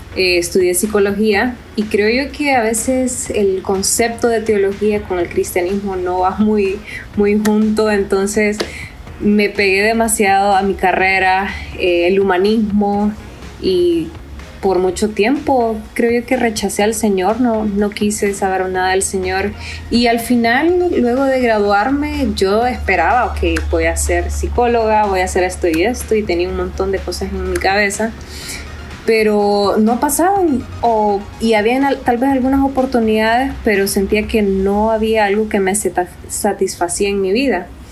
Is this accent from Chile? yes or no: no; Honduras; now in Costa Rica; soy de Honduras, viviendo en Costa Rica